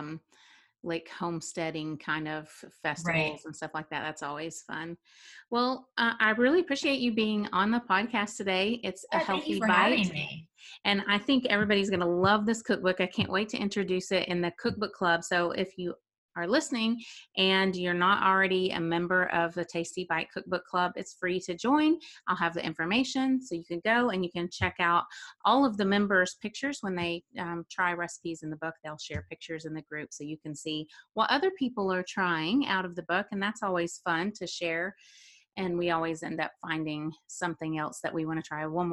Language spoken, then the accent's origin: English; the South, United States; now in Tennessee, United States; I grew up in the South